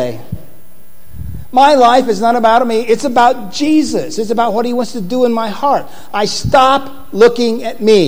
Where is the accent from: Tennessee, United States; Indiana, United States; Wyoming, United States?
Indiana, United States; I'm from Indiana